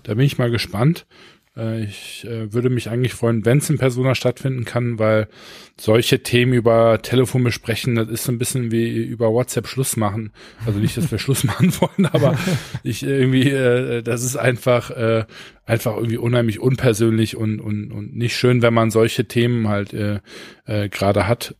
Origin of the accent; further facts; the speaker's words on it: Düsseldorf, North Rhine-Westphalia, Germany; ich komme aus Düsseldorf, ich bin in Oberkassel zur Schule gegangen